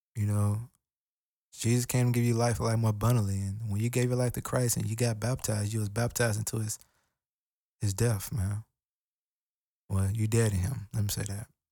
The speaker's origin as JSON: {"language": "English", "country": "United States", "said": "I'm African American."}